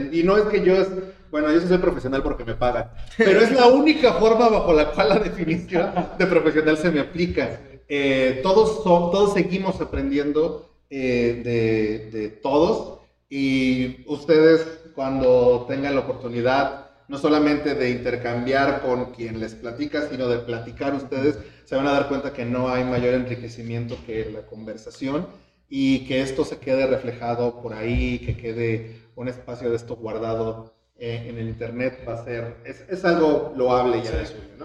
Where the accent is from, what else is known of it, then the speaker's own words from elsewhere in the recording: Mexico; nosotros, que somos mexicanos